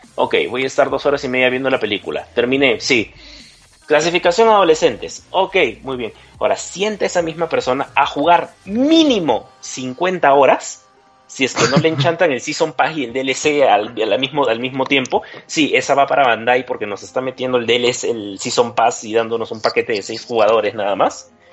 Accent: Peru; moved away as an adult; now in Mexico; yo soy de Perú, pero ahora migro aquí, ya estoy viviendo aquí en, estado, en México.

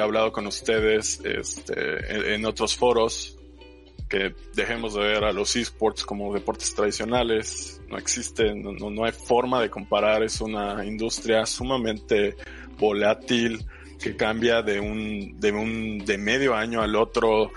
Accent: Mexico; como muchos mexicanos

